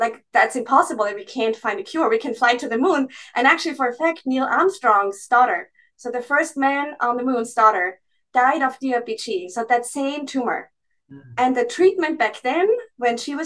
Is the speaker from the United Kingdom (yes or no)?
no; Austria; moved away as an adult; also born or lived in Graz, Austria; now in Boston, United States; I come from a non-medical family. So my whole family are farmers and teachers from the countryside, really, in Austria.